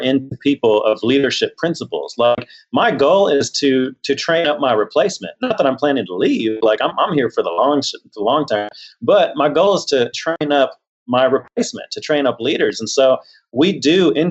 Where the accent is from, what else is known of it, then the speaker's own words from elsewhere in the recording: Houston, Texas, United States; I grew up in Texas. I grew up down in Houston